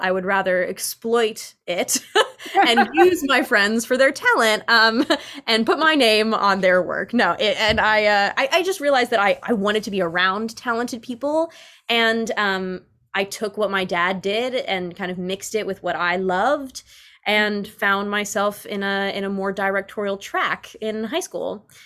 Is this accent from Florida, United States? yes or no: no; New York City, New York, United States; I grew up as, like, a very uh, cultured child of New York City